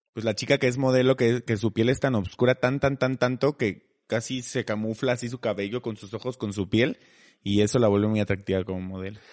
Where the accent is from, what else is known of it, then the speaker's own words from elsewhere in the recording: Mexico; nosotros como mexicanos